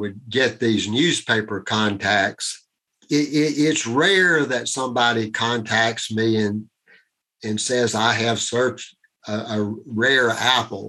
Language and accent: English; Iredell County, near Statesville, North Carolina, United States; I grew up in rural Iredell County. That's outside of Statesville, North Carolina.